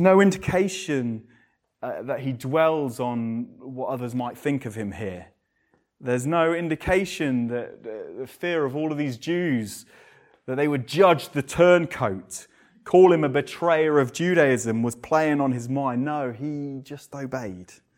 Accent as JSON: {"language": "English", "region": "England", "country": "United Kingdom", "said": "we're English. I quite like being English in reserve, but we're so English"}